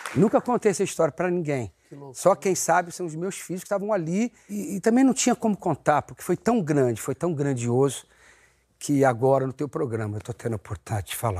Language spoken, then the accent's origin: Portuguese; São Paulo, Brazil; eu morava em São Paulo, na Videiraí. Eu nasci na rua Casa do Ator. Ah! E, mas eu, depois, logo na primeira infância, eu fui morar no, no aeroporto, na Avenida Iraí